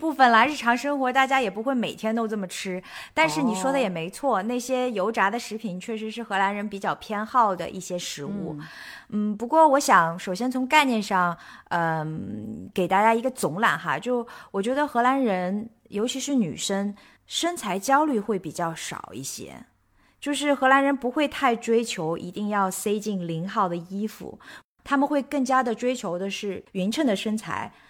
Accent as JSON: {"language": "Chinese", "country": "China", "said": "这可能也是我们中国人一代的记忆哈"}